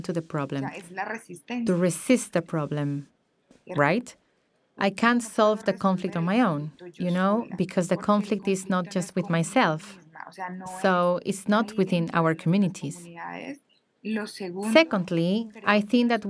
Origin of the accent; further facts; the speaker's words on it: Cañaveral, Córdoba, Colombia; first language Embera; English is a second language; I was born in Cañaveral or Chansodó, as we say in Embera. That's where I grew up, where I was born.